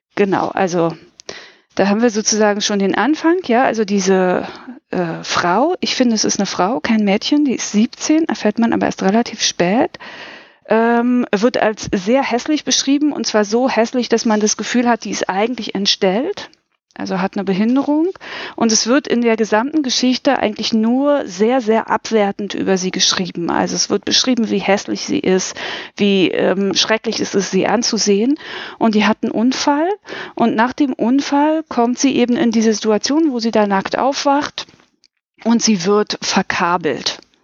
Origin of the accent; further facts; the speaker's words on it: Berlin, Germany; ich bin aus Berlin